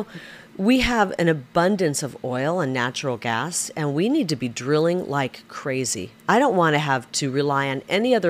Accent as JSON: {"language": "English", "region": "Iowa", "country": "United States", "said": "I'm a big talker. I'm from Iowa."}